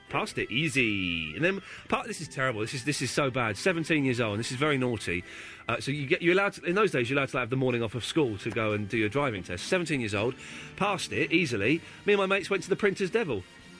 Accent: Slough, South East England, United Kingdom; I grew up in Slough.

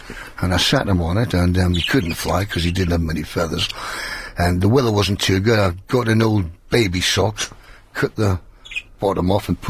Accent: Newcastle upon Tyne, North East England, United Kingdom; I'm from Newcastle, actually, from Newcastle upon Tyne.

